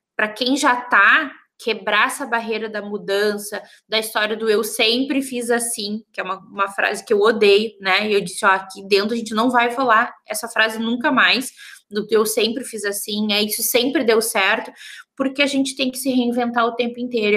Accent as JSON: {"language": "Portuguese", "town": "Santa Maria", "region": "Rio Grande do Sul", "country": "Brazil", "said": "eu sou de Santa Maria, né? Interior, bem no meio do Rio Grande do Sul"}